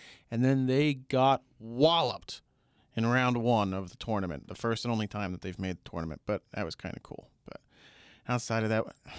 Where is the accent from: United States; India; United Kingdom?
United States; Long Island, New York; growing up on Long Island